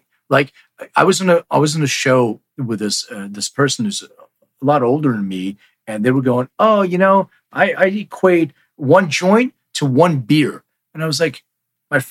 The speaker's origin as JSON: {"language": "English", "town": "Philadelphia", "region": "Pennsylvania", "country": "United States", "moved": "yes", "lives_now": "Los Angeles, United States", "said": "I'm from Philly, but I live in LA now"}